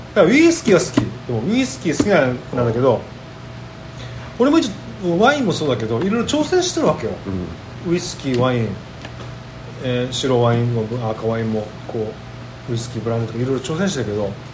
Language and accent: Japanese; Okinawa, Japan; うちの地元には、あの、沖縄最古の蔵元があるでしょ